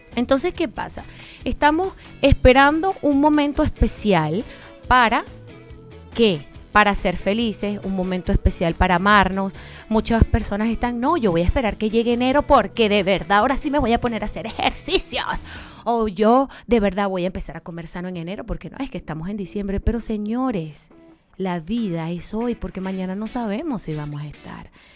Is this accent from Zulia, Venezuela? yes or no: yes; Maracaibo, Zulia, Venezuela; moved away; desde mi tierrita Maracaibo